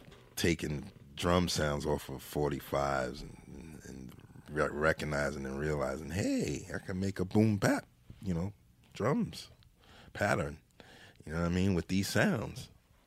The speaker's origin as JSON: {"language": "English", "country": "Jamaica"}